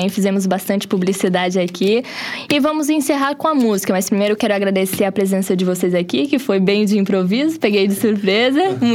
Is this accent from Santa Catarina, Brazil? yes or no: yes; Capivari de Baixo, Santa Catarina, Brazil; Capiva, eu também sou do Capiva.